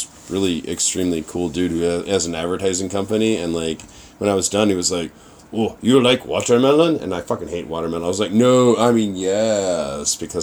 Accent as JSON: {"language": "English", "town": "Chicago", "region": "Illinois", "country": "United States", "moved": "yes", "lives_now": "Tokyo, Japan", "said": "I'm from Chicago"}